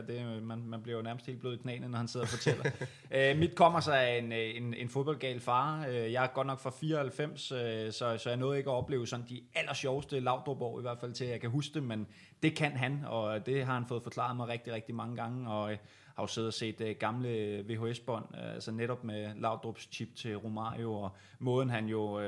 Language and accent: Danish; Viby, Zealand, Denmark; i Viby, øh, Sjælland, hvor, hvor jeg er fra